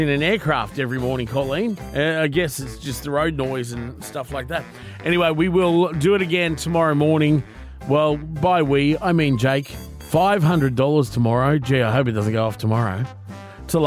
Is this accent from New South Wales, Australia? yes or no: no; Brisbane, Queensland, Australia; I grew up in Brisbane